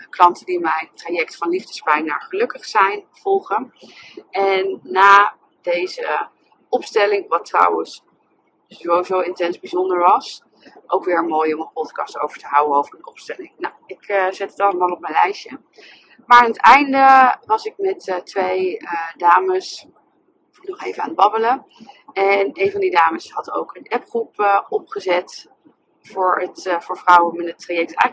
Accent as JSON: {"language": "Dutch", "town": "Nijmegen", "region": "Gelderland", "country": "Netherlands", "lives_now": "Amsterdam, Netherlands", "said": "zelf in Amsterdam. En ik kom oorspronkelijk uit Nijmegen."}